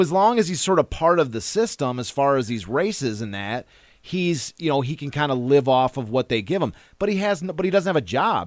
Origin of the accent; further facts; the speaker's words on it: Kalamazoo, Michigan, United States; now in Detroit, United States; I'm from Kalamazoo